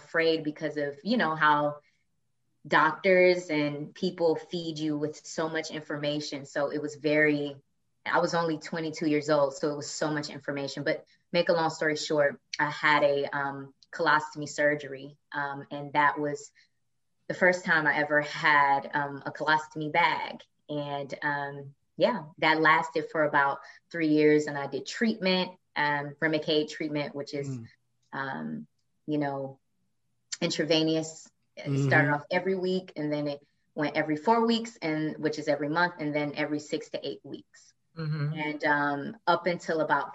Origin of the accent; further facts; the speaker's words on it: Flint, Michigan, United States; moved away as an adult; also born or lived in Detroit, Michigan; now in New York City, United States; But I am originally from Flint, Michigan. That's where I'm born and raised.